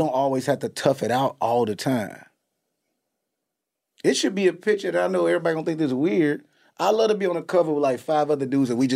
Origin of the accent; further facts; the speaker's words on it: Chicago, Illinois, United States; growing up in Chicago